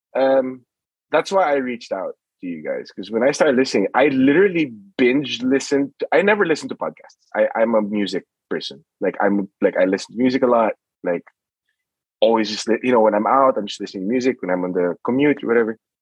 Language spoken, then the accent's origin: English; Philippines; moved away; I grew up in the Philippines